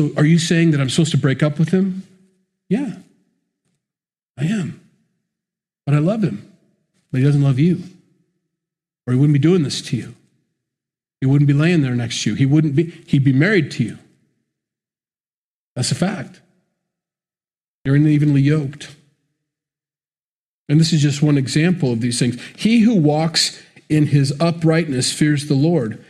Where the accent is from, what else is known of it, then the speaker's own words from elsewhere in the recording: United States; I'm an American. I grew up in the church.